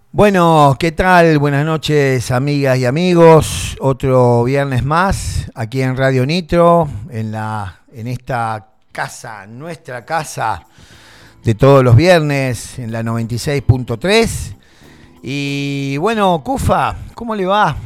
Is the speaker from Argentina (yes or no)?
yes; Argentina; also born or lived in Tandil; Los argentinos estamos sometidos